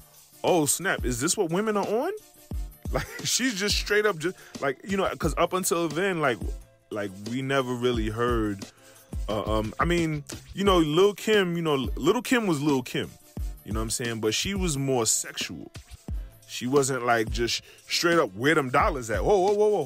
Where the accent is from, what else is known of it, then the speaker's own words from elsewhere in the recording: New York City, New York, United States; moved away; also born or lived in the South; someone like me from New York, from being, you know, growing up in New York City